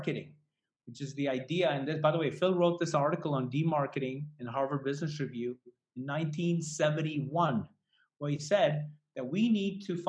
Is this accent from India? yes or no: yes; Delhi, India; moved away; I grew up in Delhi